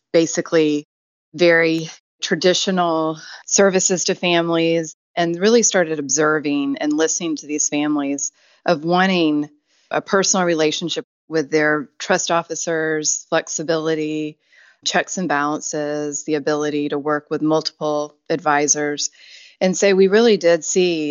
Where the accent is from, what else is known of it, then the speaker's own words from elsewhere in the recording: Tennessee, United States; moved away as an adult; also born or lived in Atlanta / Virginia / New York / Washington, D.C.; I'd grown up in Tennessee